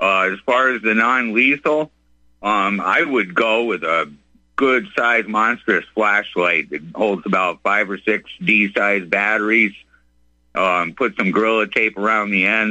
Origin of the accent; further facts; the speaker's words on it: Massachusetts, United States; I come from the Commonwealth of Massachusetts